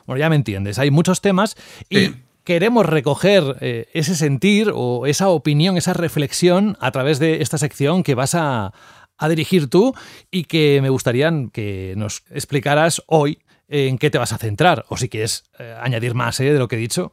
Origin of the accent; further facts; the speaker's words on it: Cantabria, Spain; moved away; yo soy de Cantabria